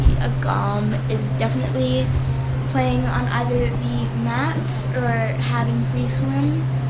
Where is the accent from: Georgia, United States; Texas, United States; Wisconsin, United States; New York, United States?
New York, United States; I'm from New York.